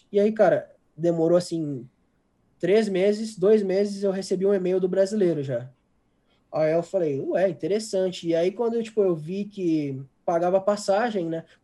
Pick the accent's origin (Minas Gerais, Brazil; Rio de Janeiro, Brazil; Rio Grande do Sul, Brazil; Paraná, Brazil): Rio Grande do Sul, Brazil; Porto Alegre; eu sou de Porto Alegre